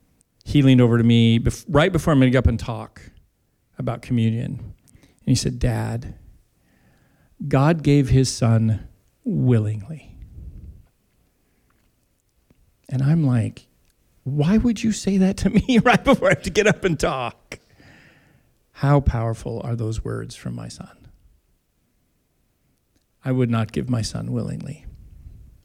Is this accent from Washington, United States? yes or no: yes; Tri-Cities, southeastern Washington, United States; I grew up in southeastern Washington in the Tri-Cities